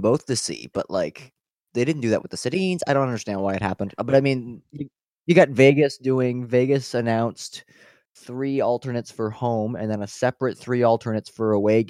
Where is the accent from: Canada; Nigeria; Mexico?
Canada